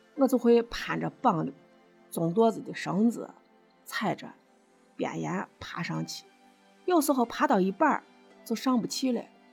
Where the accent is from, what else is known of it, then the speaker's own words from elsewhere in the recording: Shaanxi, China; accent: Shaanxi dialect; 我呢是陕西人